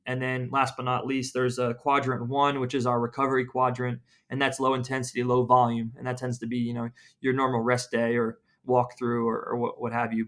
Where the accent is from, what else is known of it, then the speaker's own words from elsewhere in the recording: Philadelphia, Pennsylvania, United States; moved away as an adult; also born or lived in Tampa, Florida / Atlanta / Phoenix; I, I'm from Philadelphia.